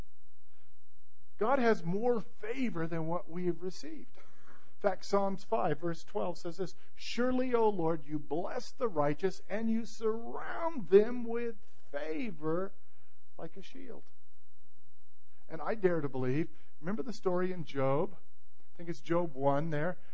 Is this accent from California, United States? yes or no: yes; Modesto, California, United States; I grew up in Modesto, California.